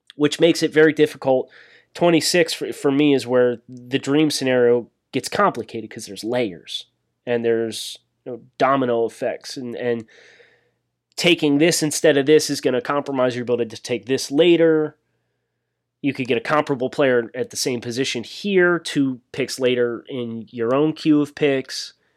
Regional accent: Northeast, United States; accent: Northeastern; my Northeastern accent

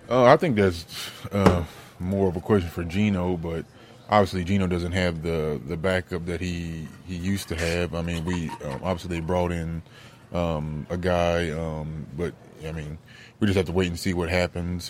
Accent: Cincinnati, Ohio, United States; play for my hometown team

